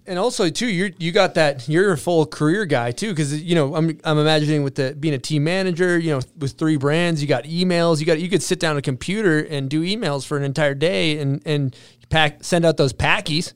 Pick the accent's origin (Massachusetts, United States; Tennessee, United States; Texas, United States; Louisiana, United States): Massachusetts, United States; moved away; my hometown, little town in Massachusetts